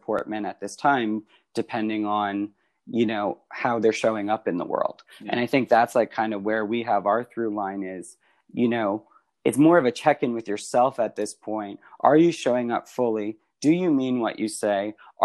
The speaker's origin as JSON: {"language": "English", "country": "Canada", "said": "I'm Canadian"}